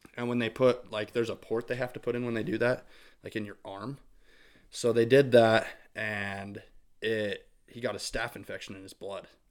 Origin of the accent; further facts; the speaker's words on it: St. Anthony, Idaho, United States; I grew up in Saint Anthony, Idaho